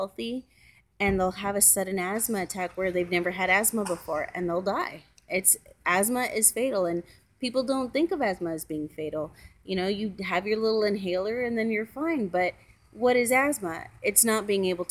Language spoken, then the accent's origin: English; Central Valley, California, United States; also born or lived in Korea; I grew up in the Central Valley.